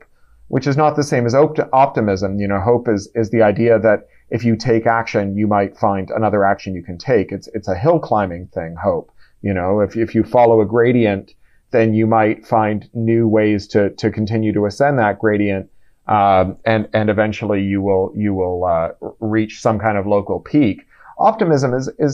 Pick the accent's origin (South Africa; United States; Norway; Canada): Canada; as a Canadian